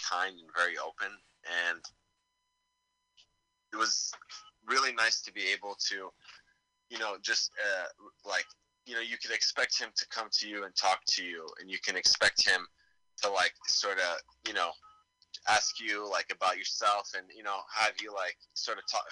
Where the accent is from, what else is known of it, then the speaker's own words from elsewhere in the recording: Damascus, Damascus Governorate, Syria; moved away; I'm from Damascus